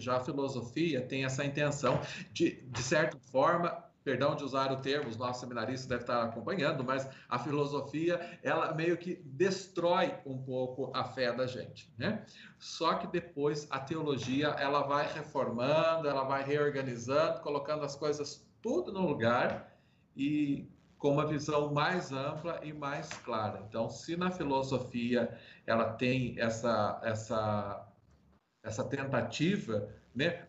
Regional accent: Toledo, Minas Gerais, Brazil; Sou mineiro, natural da cidade de Toledo, ali no sul de Minas Gerais

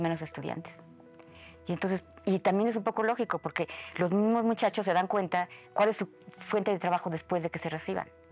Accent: Mexico; somos muchos menos en México

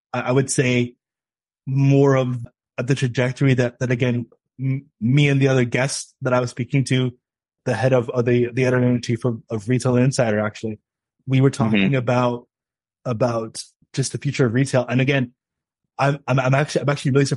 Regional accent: Toronto, Ontario, Canada; I'm from Scarborough

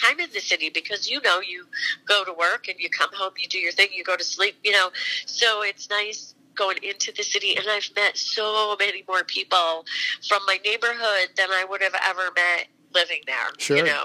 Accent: Mechanicville, New York, United States; also born or lived in Quonset Point, Rhode Island; my mom and dad moved back to Mechanicsville after he was done in the service

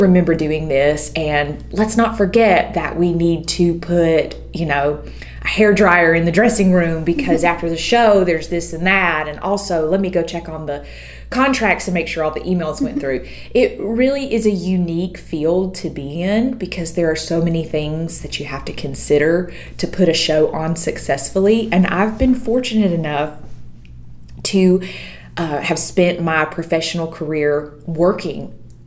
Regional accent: Eastman, Georgia, United States; also born or lived in Nashville, Tennessee; now in Forsyth, United States; I'm actually from the Central Georgia area. I grew up in Eastman, Georgia, which is Dodge County

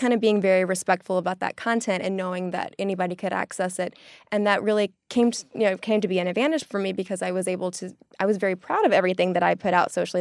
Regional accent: the South, United States; now in New York, United States; I'm from the South

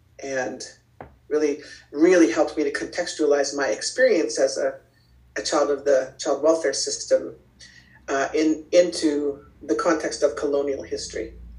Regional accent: Toronto, Ontario, Canada; also born or lived in Oyen / Saskatoon / West Germany / Kingston; I was actually born in Oyen, Alberta, and then I grew up in Saskatoon, started school in West Germany, and then primarily grew up in Ontario, so Toronto and Kingston.

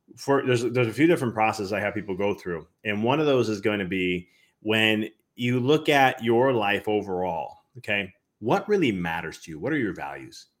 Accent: Chicago, Illinois, United States; now in Knoxville, United States; I'm originally from Chicago

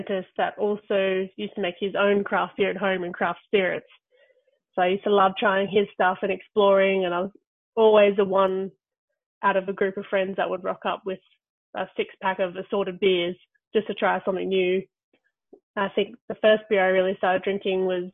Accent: Australia; moved away as an adult; also born or lived in London; being Australian

